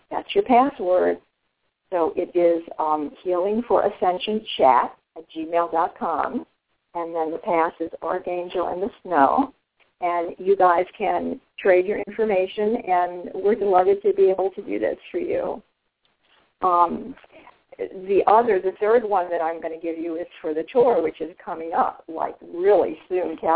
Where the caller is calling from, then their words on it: Texas, United States; I'm from Texas.